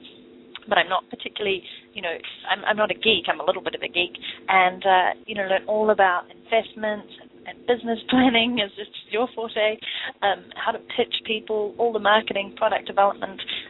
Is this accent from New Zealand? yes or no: yes; New Zealand; moved away as an adult; also born or lived in London, England / Vancouver, Canada; I am from New Zealand, but left in 2006 to live in London, England for 2.5 years, and then I moved to Vancouver